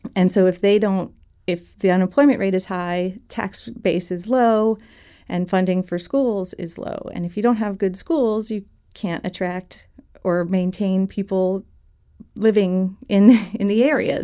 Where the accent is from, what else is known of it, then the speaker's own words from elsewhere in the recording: Blacksburg, Virginia, United States; also born or lived in Bloomington / Philadelphia / Arlington, Virginia; I grew up in Blacksburg, Virginia